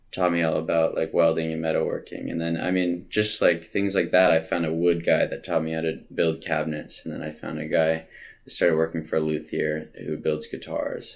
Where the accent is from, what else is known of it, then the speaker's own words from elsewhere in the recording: Tacoma, Washington, United States; also born or lived in Montana / California; I lived most of my life in Tacoma. Mm-hmm. Uh, I was born in Montana, and I lived in California for a little bit